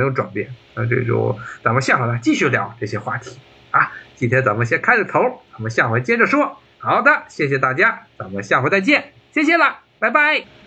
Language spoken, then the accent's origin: Chinese; China; now in United States; 我们中国人